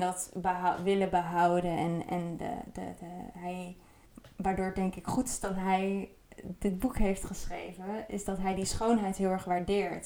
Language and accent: Dutch; Netherlands; als Nederlander